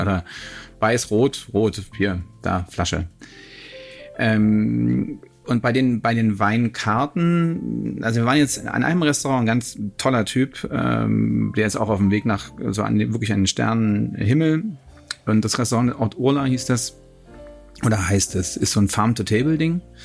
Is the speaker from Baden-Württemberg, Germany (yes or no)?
no; Hamburg, Germany; meine Heimatstadt Hamburg